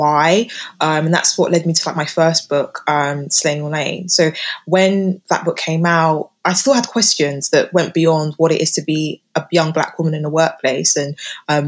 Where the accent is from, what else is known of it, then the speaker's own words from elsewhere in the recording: United Kingdom; living and growing up in Britain